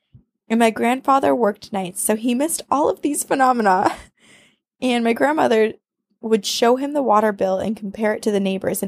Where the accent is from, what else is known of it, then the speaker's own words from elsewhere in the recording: Ontario, Canada; I grew up in Ontario City, about 2 hours north of Toronto. Yay, Canada!